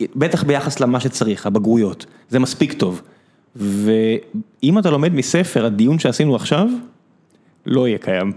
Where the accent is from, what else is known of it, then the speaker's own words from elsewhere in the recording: Beersheba, Southern District, Israel; moved away as an adult; now in Tel Aviv, Israel; אני גדלתי ב... לא יודע, באר שבע, שנות ה-80-90